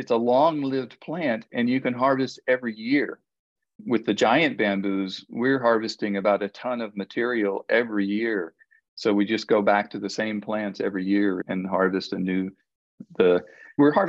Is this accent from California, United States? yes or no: no; Florida, United States; moved away; also born or lived in Maui; I grew up in Florida, and I grew up playing in a bamboo grove.